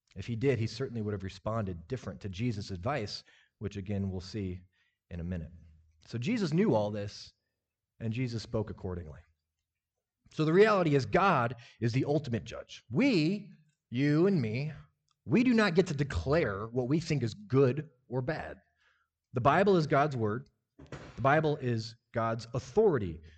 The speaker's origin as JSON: {"language": "English", "town": "Lincoln", "region": "Nebraska", "country": "United States", "tie": "born or raised there", "said": "I grew up in Lincoln, Nebraska, grew up in the church"}